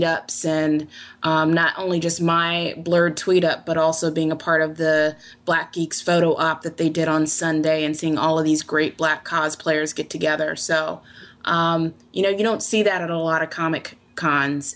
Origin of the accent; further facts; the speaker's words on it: Virginia Beach, Virginia, United States; I'm from Virginia Beach, so I live near water